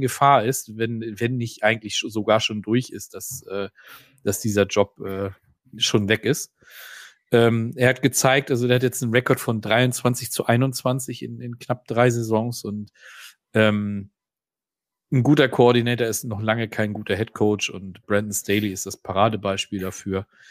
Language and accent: German; Northern Germany, Germany; hier bei uns im Norden